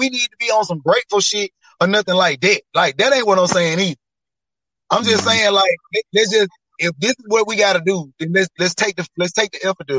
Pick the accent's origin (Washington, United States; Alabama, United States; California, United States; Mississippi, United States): Mississippi, United States; I'm from Mississippi.